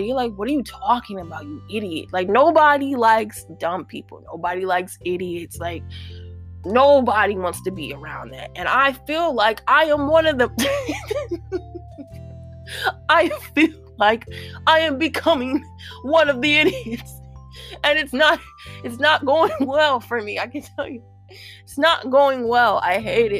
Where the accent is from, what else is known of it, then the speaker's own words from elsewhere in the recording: St. Louis, Missouri, United States; St. Louis, right? Because that's my hometown